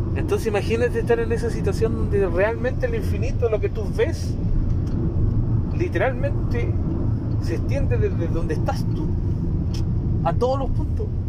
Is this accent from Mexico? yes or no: no; Osorno, Los Lagos, Chile; allá de mi ciudad natal, de Osorno